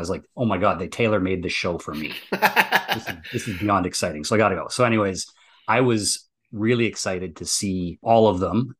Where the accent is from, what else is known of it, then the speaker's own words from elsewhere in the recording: near Sudbury, Ontario, Canada; a little town up near my hometown called Sudbury